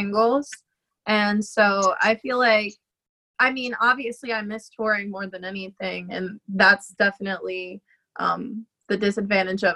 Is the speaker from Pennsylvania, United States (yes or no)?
yes; Pennsylvania, United States; moved away; I lived in Pennsylvania, complete northerner